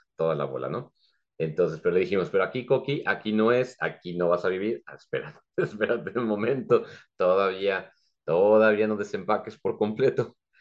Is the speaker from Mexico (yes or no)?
yes; Mexico City, Mexico; moved away as an adult; now in San Juan del Río, Mexico; Yo soy originario de la Ciudad de México y ya aquí junto con mi esposa ya radicamos ahora en San Juan del Río, Querétaro, desde hace ya 18 años